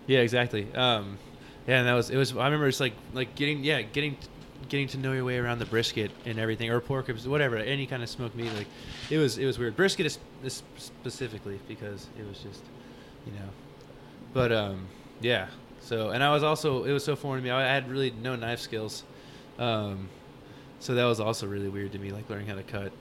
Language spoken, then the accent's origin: English; Arlington, Texas, United States; moved away as an adult; now in Austin, United States; I grew up in Arlington, Texas